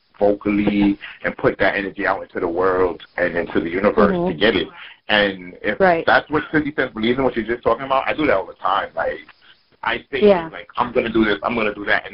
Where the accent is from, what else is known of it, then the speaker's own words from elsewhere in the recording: New York City, New York, United States; I'm from Brooklyn